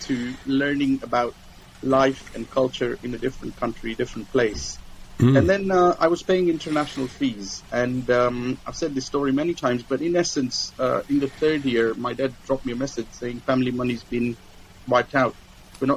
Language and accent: English; Nairobi, Kenya; moved away as an adult; now in United Kingdom; I grew up in Kenya, in Africa. And, you know, it was very interesting because I grew up in a community, Nairobi was a very small community